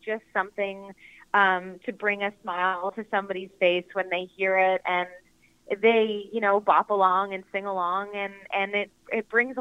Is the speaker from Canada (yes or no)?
yes; Canada; now in California, United States; I grew up in Canada, and we spent all our Christmases in Toronto